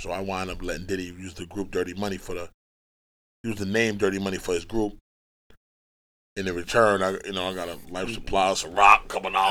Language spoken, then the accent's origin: English; New York City, New York, United States; I'm from Brooklyn